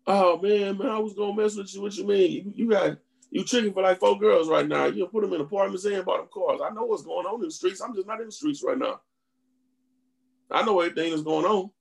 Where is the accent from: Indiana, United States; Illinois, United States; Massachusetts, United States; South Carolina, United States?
Indiana, United States; moved away; I'm originally from Indiana